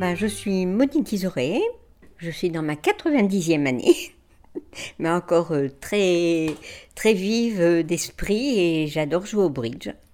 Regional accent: Lambersart, Hauts-de-France, France; also born or lived in Douai; je suis née à l'Ambersard, rue du Bourg.

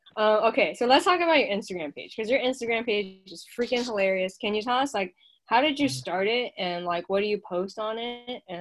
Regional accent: China; English is a second language; now in United States; I came from China to the U.S. Part of it is to be free, right?

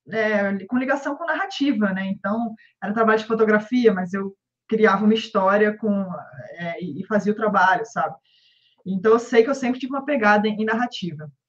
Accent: Rio de Janeiro, Brazil; accent: carioca; now in São Paulo, Brazil; pelo meu sotaque, já vão desconfiar que eu sou carioca, então, mas exatamente eu moro em São Paulo.

